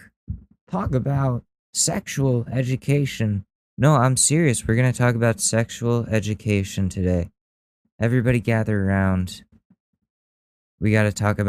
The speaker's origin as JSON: {"language": "English", "town": "Danbury", "region": "Connecticut", "country": "United States", "tie": "born or raised there", "said": "I was born in Danbury, Connecticut."}